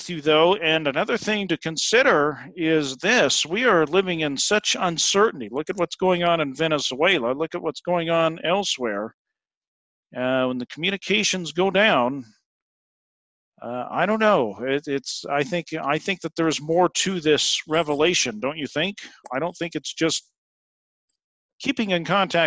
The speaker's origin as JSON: {"language": "English", "town": "Ontario", "region": "Oregon", "country": "United States", "tie": "born or raised there", "said": "we grew up in the same town"}